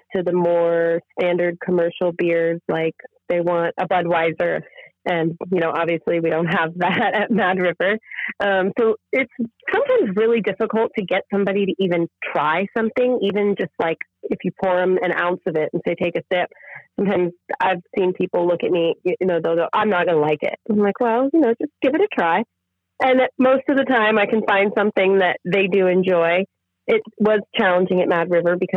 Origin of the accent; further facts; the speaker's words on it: Guerneville, California, United States; now in Northern California, United States; in my hometown where I grew up